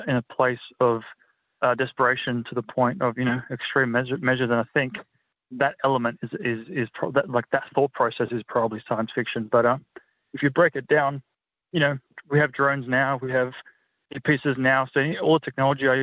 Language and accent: English; North Macedonia; now in Australia; I'm originally from Macedonia, which is just across the border. So the language is very, very similar